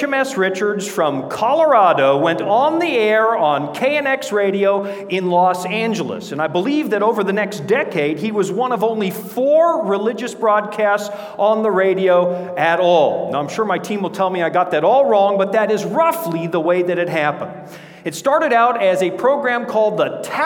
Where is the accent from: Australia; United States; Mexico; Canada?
Canada; moved away; Born and raised up near the Yukon border